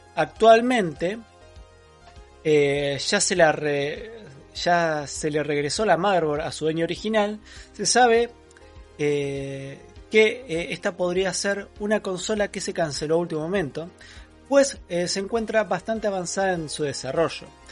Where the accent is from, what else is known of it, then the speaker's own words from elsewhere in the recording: Buenos Aires, Argentina; accent: porteño; somos más porteños que provincianos